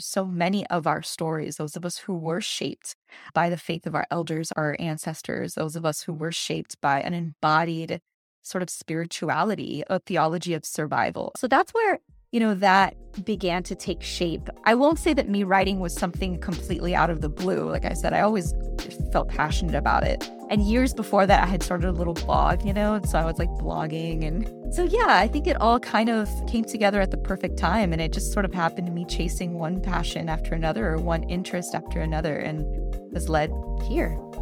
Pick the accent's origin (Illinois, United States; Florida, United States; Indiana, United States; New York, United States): Florida, United States; Miami; moved away; I was born and raised in Miami, Florida